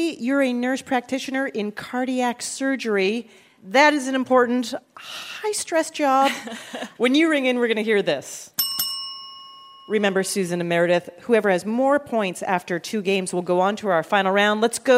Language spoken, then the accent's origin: English; Canada; I'm Canadian